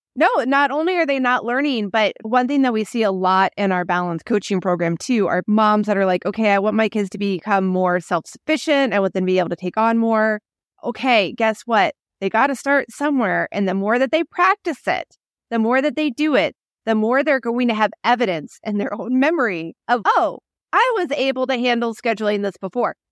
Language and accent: English; Midwest, United States; now in Phoenix, United States; When I grew up in the Midwest, you go to the school that you're in, that area, that's it.